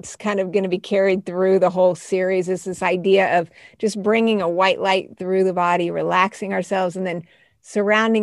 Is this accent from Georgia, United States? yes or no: no; Colorado Springs, Colorado, United States; also born or lived in Albuquerque, New Mexico; When I was a kid, I was born in Albuquerque, but we ended up in Colorado Springs